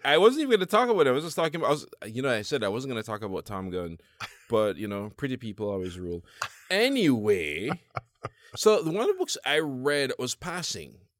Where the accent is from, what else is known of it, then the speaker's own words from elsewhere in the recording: Jamaica; now in United States; as a Jamaican